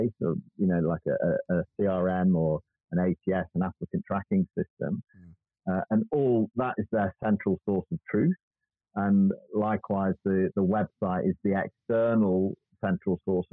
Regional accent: United Kingdom; we're British

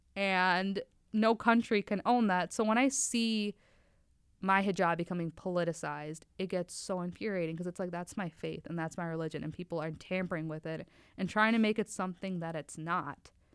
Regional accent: Oshkosh, Wisconsin, United States; also born or lived in Faisalabad, Pakistan / New York City / Oklahoma City; I grew up in Oshkosh, Wisconsin

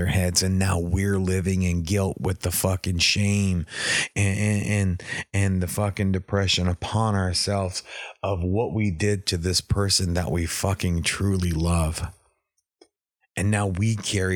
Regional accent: East Texas, United States; I'm from East Texas

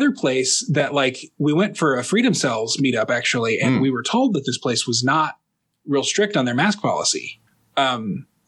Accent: Dallas, Texas, United States; now in Minneapolis, United States; I grew up in Dallas

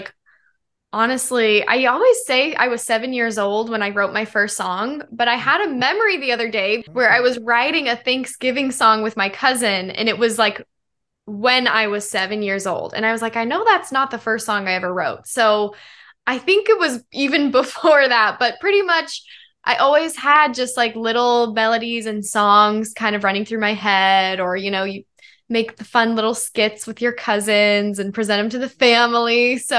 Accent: Denver, Colorado, United States; now in Los Angeles, United States; I am a pop artist, songwriter, model based in Los Angeles, and I'm originally from Denver, Colorado, but made my way to the West Coast.

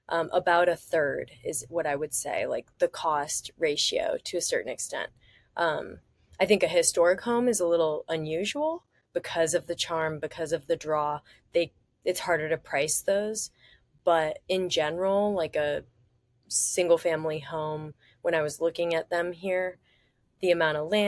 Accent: San Francisco, California, United States; moved away as an adult; now in Georgia, United States; I'm born and raised in San Francisco

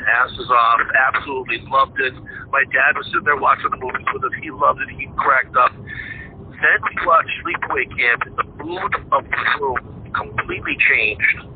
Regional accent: Sturbridge, Massachusetts, United States; My hometown, where I grew up in, in Sturbridge, Massachusetts

